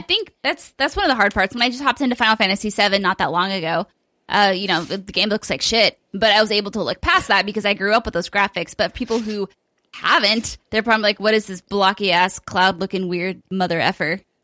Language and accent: English; United Kingdom; as I do as Brit